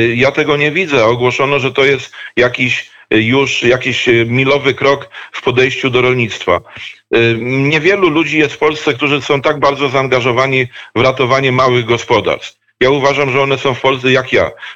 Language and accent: Polish; Dobrzyń Land, Kuyavian-Pomeranian Voivodeship, Poland; also born or lived in Bydgoszcz / near Toruń; pochodzę z ziemi dobrzyńskiej, jednej z krain geograficznych składających się na województwo kujawsko-pomorskie